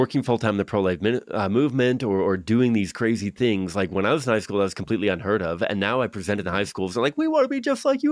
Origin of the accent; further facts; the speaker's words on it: Victoria, British Columbia, Canada; I grew up in Victoria, which is like Seattle in America